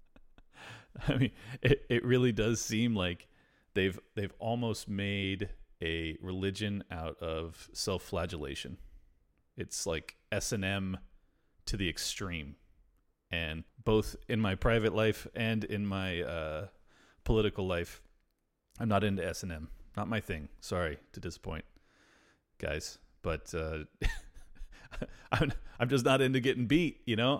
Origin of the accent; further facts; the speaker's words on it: United States; I'm extremely American, and I'm super white